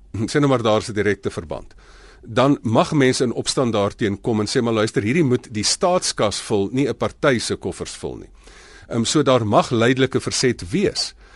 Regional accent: South Africa

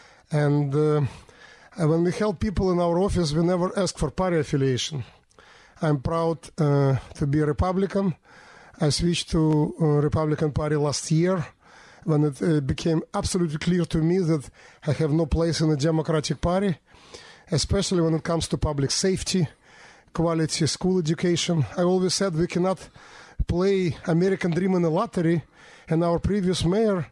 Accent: Minsk, Belarus; moved away as an adult; now in New York City, United States; I was born in 1967 in the city of Minsk, capital of Belarus. I came to America in 1993 with my family

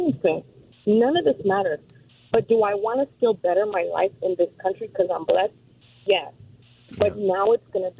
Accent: Mexico; now in Chino, United States; I am from Mexico

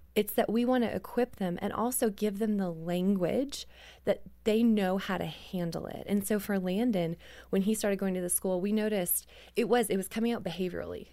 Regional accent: Canada; I grew up in Canada

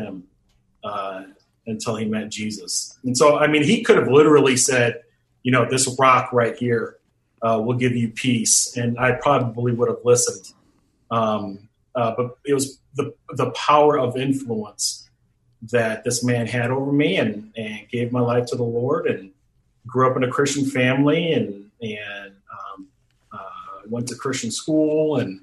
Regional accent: Phoenix, Arizona, United States; also born or lived in Detroit, Michigan; I was born in Detroit, Michigan, was raised in Phoenix, Arizona.

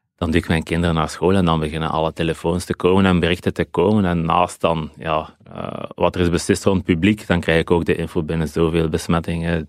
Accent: Dender region, Flanders, Belgium; Ik ben een kind van de Denderstreek.

